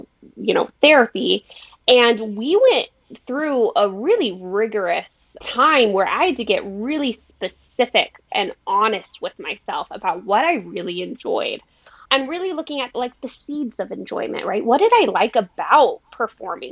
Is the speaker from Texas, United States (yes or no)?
yes; El Paso, Texas, United States; now in San Diego, United States; I grew up in El Paso in a really amazing family